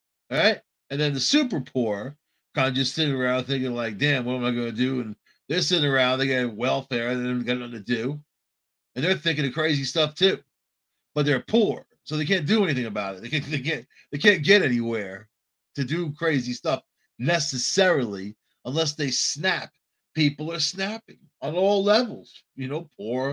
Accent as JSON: {"language": "English", "town": "New York City", "region": "New York", "country": "United States", "tie": "born or raised there", "also_born_or_lived": "Long Island", "said": "I grew up on Long Island and in New York City, around Brooklyn, Queens, the Bronx"}